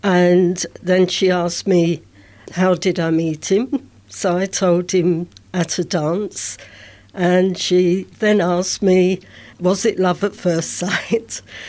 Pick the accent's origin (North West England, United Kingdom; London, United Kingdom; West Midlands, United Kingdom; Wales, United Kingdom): London, United Kingdom; I was born here in London